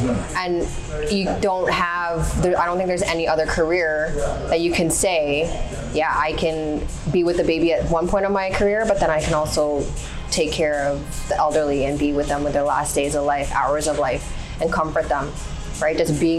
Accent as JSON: {"language": "English", "country": "Canada", "tie": "born or raised there", "said": "I was born and raised in Canada."}